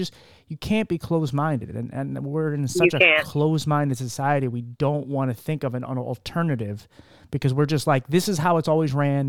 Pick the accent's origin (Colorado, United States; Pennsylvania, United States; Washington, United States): Pennsylvania, United States; Philadelphia; moved away; I'm from Philly